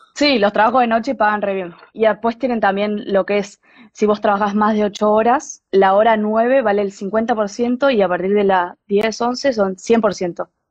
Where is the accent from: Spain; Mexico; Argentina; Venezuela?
Argentina; moved away as an adult; now in Denmark